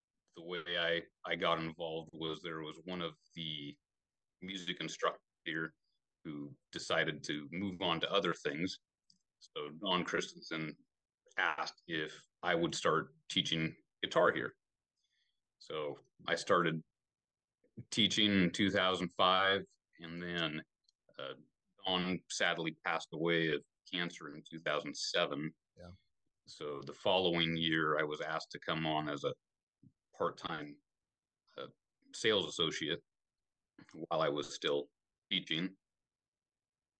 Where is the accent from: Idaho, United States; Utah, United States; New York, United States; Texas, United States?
Idaho, United States; Caldwell; also born or lived in Nampa, Idaho; I spent most of my childhood growing up on Canyon Hill